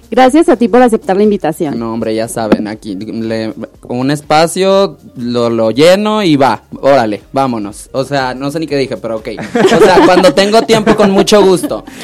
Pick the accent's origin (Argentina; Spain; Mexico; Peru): Mexico; Hermosillo, Sonora; moved away as an adult; now in Mexico City, Mexico; Yo soy de Hermosillo, exacto. Este, y me mudé aquí ya hace tres años